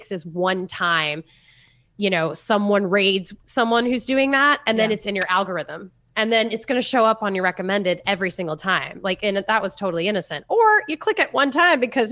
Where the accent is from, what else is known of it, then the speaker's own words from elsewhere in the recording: Florida, United States; I'm from Florida, so I wear jean shorts and flip flops every day.